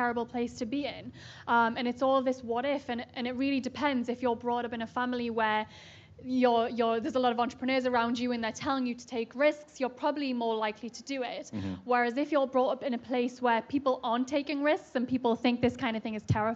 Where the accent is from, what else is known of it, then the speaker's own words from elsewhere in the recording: Newcastle upon Tyne, North East England, United Kingdom; moved away; I'm from Newcastle, right near Scotland in the UK